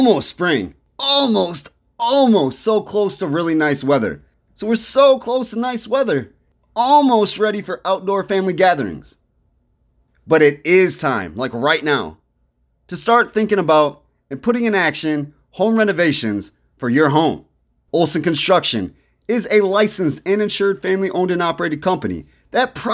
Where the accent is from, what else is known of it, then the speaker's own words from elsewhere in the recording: Sycamore, Illinois, United States; I'm from Sycamore, went to West Elementary, so always got some love for Sycamore.